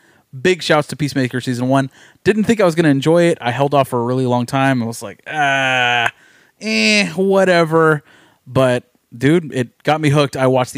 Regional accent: Texas, United States; We are from Texas.

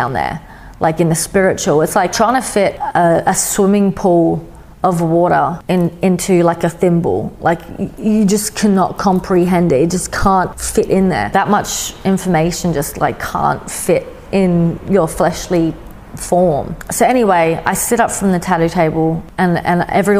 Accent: Adelaide, South Australia, Australia; also born or lived in Sydney; I was in my hometown of Adelaide

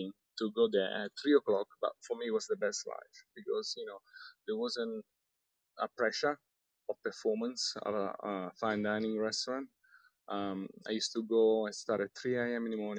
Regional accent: Rome, Lazio, Italy; Sydney was another metropolis, I'm from Rome. Rome obviously has a lot of history, but, I've been traveling around the world.

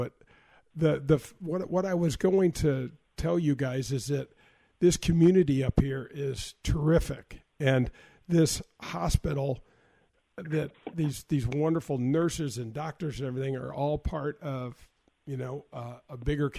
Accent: North County, Missouri, United States; That's where I grew up in North County

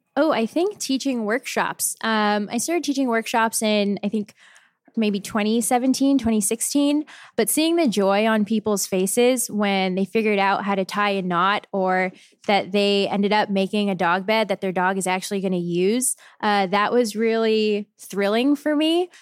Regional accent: San Jose, California, United States; now in Portland, United States; I'm from San Jose, California. So right in the middle of the Bay Area.

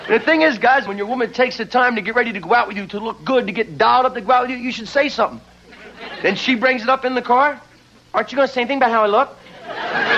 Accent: New Jersey, United States; now in Los Angeles, United States; I'm originally from New Jersey

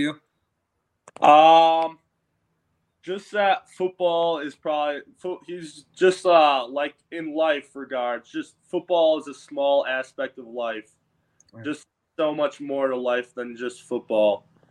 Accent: Wisconsin, United States; moved away as an adult; now in Tampa Bay, United States; being in Wisconsin, growing up in Wisconsin

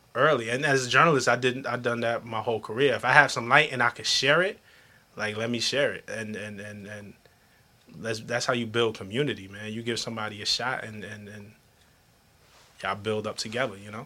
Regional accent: New York City, New York, United States; I come from Flatbush, Brooklyn

